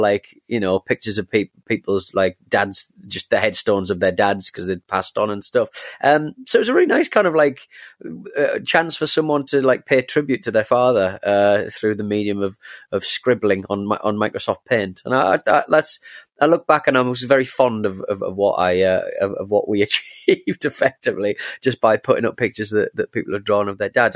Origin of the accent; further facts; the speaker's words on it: England, United Kingdom; I'm, I'm English